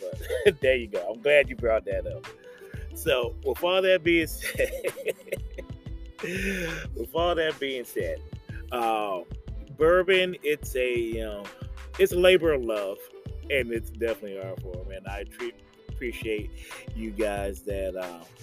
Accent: Detroit, Michigan, United States; I was born and raised in Detroit, Michigan.

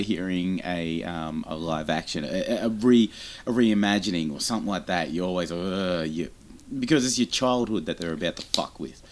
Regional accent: Australia; We're Australian

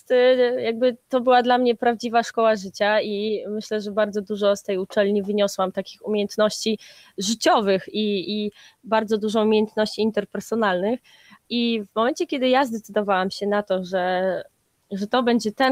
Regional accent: Gdańsk, Pomeranian Voivodeship, Poland

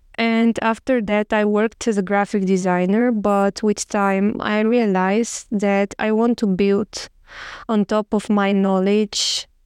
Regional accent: Bulgaria; moved away as an adult; also born or lived in Sofia, Bulgaria; now in Barcelona, Spain; I'm from Bulgaria

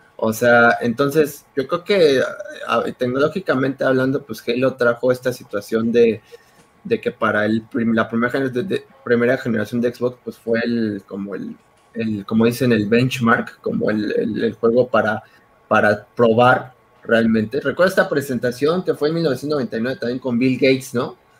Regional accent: Mexico; como buen mexicano

